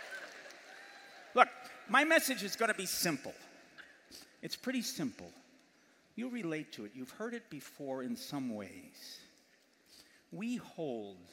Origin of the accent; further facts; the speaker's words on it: New York, United States; also born or lived in Massachusetts / Wisconsin; now in Illinois, United States; I was born in the Empire State, New York, the Hard Hats. And I went to school in a place called the Bay State, Massachusetts.